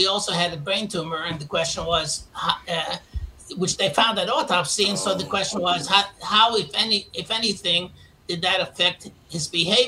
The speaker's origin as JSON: {"language": "English", "town": "New York City", "region": "New York", "country": "United States", "tie": "born or raised there", "moved": "as an adult"}